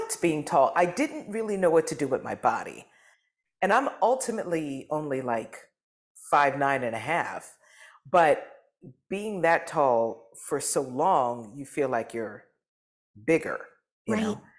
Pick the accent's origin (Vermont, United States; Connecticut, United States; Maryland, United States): Maryland, United States; Baltimore; also born or lived in Philadelphia, Pennsylvania / New Jersey / Darby, Pennsylvania; I was born in Philadelphia. I was raised primarily in Maryland.